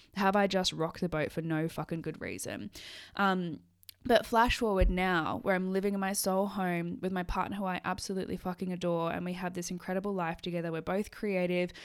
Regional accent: Sydney, New South Wales, Australia; moved away as an adult; now in Scotland; leave my life in Sydney

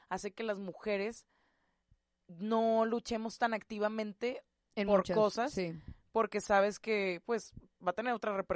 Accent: Monterrey, Nuevo León, Mexico; los que somos de Monterrey

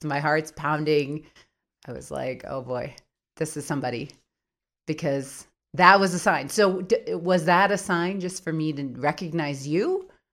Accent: Minneapolis, Minnesota, United States; moved away as an adult; also born or lived in Baltimore, Maryland; now in New Mexico, United States; I was born in Minneapolis when I was about seven years old. We moved back to Baltimore, Maryland, where my mom was from, and then back to Minneapolis when I was about thirteen. I've been there most of my life

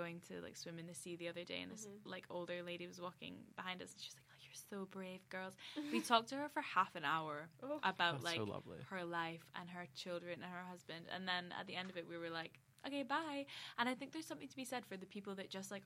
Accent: United Kingdom; I grew up here

